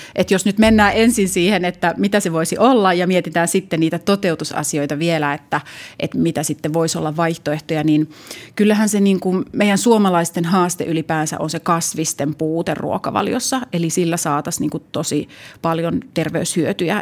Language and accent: Finnish; Jyväskylä, Central Finland, Finland; Mä oon Jyväskylästä kotosi